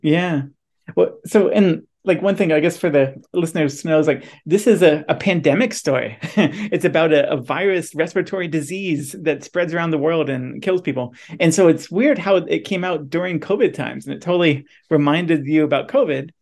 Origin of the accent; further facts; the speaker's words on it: Midwest, United States; we're both from the Midwest